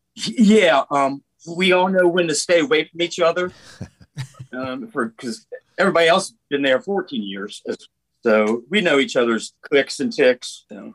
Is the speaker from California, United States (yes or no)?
no; Maryland, United States; now in Nashville, United States; Eric and I grew up in Maryland